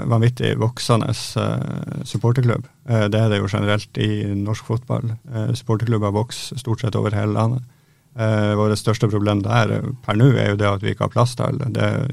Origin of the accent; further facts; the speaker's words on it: Halden, Østfold, Norway; moved away as an adult; now in Bodø, Norway; Ja, jeg er fra Halden.